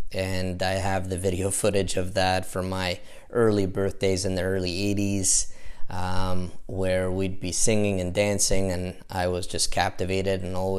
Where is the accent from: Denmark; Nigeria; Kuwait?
Kuwait; born there; Moved down to Kuwait where with his family, and that's where I was born in Kuwait.